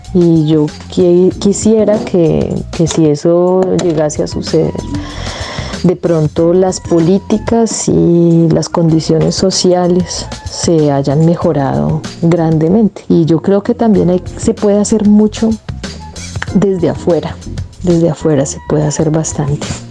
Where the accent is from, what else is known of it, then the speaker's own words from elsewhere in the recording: Colombia; moved away as an adult; now in Germany; claro que me considero colombiana